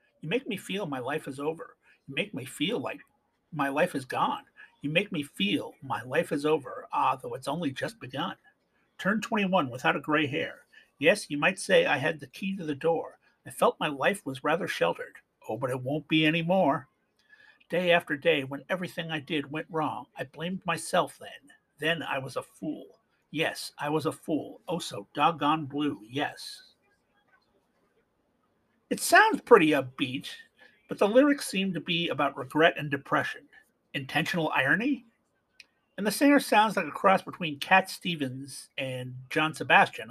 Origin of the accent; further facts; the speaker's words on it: Canada; Being Canadian